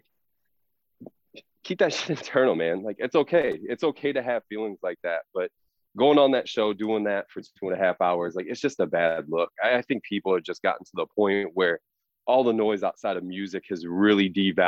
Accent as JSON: {"language": "English", "region": "Illinois", "country": "United States", "tie": "born or raised there", "said": "this was somebody, you know, growing up in the Midwest, especially outside of Chicago."}